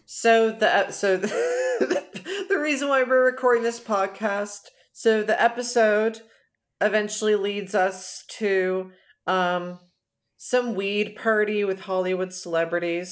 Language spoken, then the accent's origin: English; Canada; I'm from Canada, I'm from the Great White North